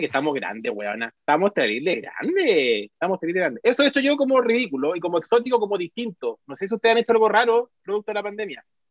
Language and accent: Spanish; Chile; somos los chilenos